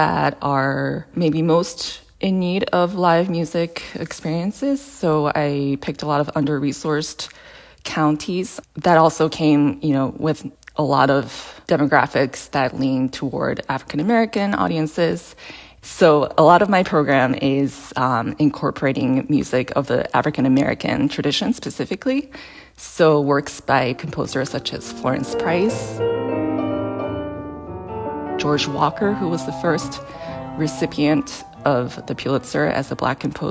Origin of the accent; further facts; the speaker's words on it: Japan; now in Boston, United States; I'm originally from Japan